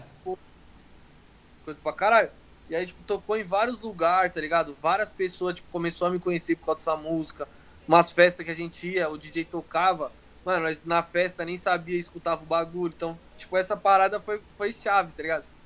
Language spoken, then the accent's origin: Portuguese; ABC, São Paulo, Brazil; minha cidade, da, do ABC